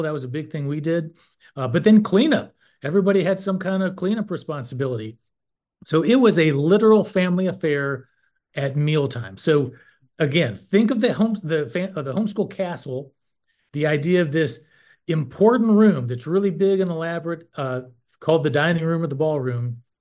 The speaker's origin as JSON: {"language": "English", "region": "North Carolina", "country": "United States", "said": "I'm from North Carolina, and I served for 12 years on the NCHE board"}